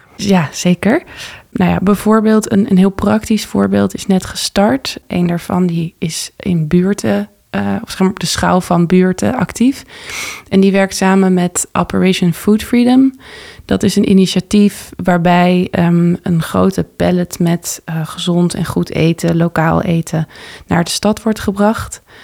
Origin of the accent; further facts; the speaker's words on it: Texel, North Holland, Netherlands; also born or lived in Amsterdam; En ik ben geboren in Amsterdam. Tot mijn achtste gewoond in West, in eh, de Bijlmer. En daarna ben ik met mijn ouders vertrokken naar Texel.